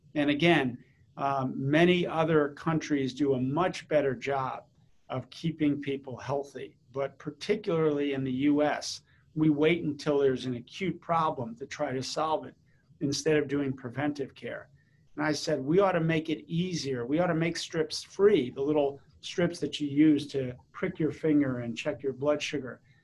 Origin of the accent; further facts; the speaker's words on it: East Coast of the United States, United States; also born or lived in St. Louis / Chicago / New Jersey / Washington D.C.; initially, the family was from the Midwest, from St. Louis and Chicago, and then when I was in fourth grade, we moved to the East Coast.